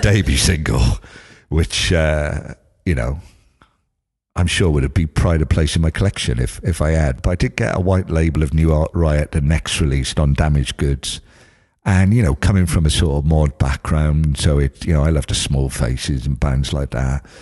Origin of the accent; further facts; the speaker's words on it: Cardiff, Wales, United Kingdom; growing up in Cardiff, growing up in East Cardiff